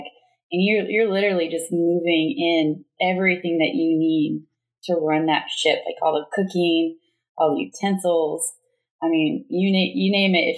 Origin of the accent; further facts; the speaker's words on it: Bakersfield, California, United States; moved away as an adult; I'm from Bakersfield.